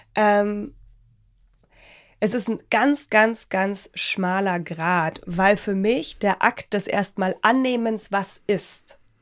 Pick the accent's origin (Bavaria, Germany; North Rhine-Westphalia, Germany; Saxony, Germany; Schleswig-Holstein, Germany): Bavaria, Germany; wie man bei uns in Bayern sagt